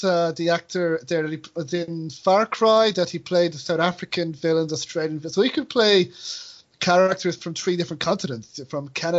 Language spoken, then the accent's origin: English; Ireland; accent: Irish; being Irish, I do know what it's like to have people butcher your accent.